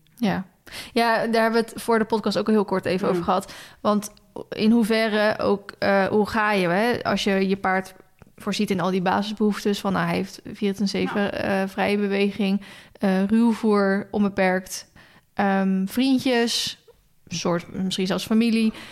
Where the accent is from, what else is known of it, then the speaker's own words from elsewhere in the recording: Maassluis, South Holland, Netherlands; moved away; ik kom oorspronkelijk uit Maasluis